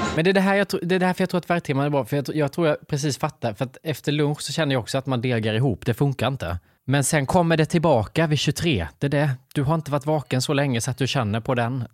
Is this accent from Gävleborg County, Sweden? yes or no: no; Värnamo, Jönköping County, Sweden; jag kommer från Värnamo, från ett hem där man jobbar 8 till 17 måndag till fredag